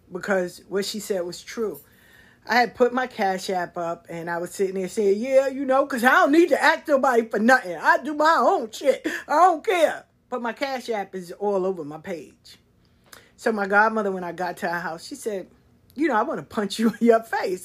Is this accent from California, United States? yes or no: no; New York City, New York, United States; moved away as an adult; now in Atlanta, United States; growing up in South Jamaica, sitting in the square